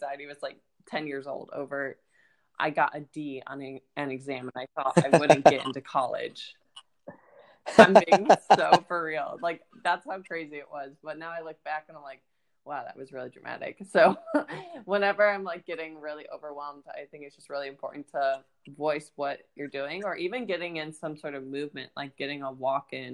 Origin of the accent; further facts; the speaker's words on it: Ohio, United States; moved away as an adult; now in Florida, United States; I'm originally from Ohio and I moved to Florida